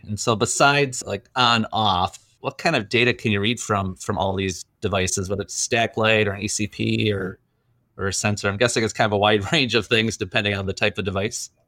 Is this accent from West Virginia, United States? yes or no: no; Green Bay, Wisconsin, United States; I grew up in Green Bay